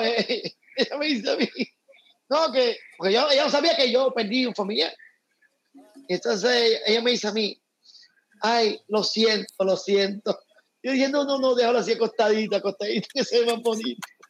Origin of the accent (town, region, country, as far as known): Puerto Rico